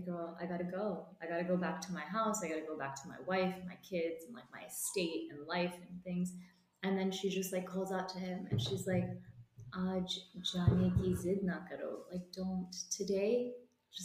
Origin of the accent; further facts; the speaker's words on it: United States; I'm a diaspora kid, you know, like I grew up in America